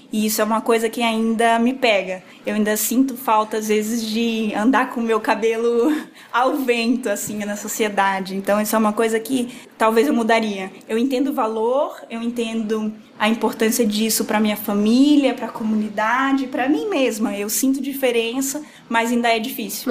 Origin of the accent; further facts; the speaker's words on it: Rondônia, Brazil; moved away as an adult; now in São Paulo, Brazil; moro em São Paulo há 10 anos. Sou de Rondônia